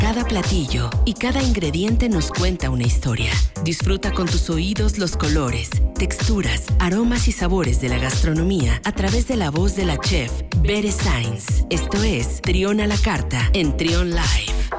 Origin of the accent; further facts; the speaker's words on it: Mexico; como mexicanos